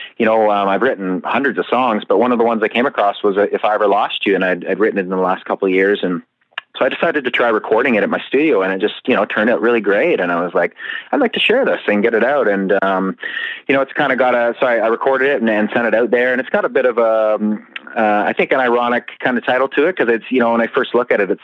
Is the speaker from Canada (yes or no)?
yes; Canada; as a Canadian